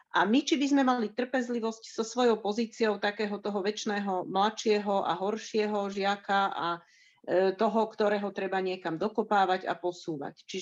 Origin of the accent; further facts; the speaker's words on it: Slovakia; Narodila som sa v socialistickom, v komunistickom Československu